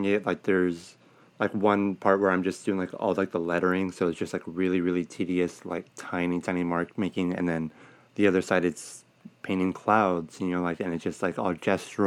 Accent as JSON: {"language": "English", "town": "Los Angeles", "region": "California", "country": "United States", "tie": "born or raised there", "said": "I'm born and raised in Sylmar"}